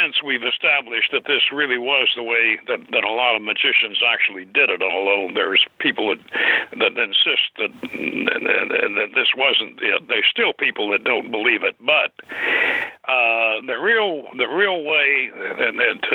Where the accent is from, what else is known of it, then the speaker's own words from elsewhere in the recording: the South, United States; moved away as an adult; I came from the South, and we all ate what they call soul food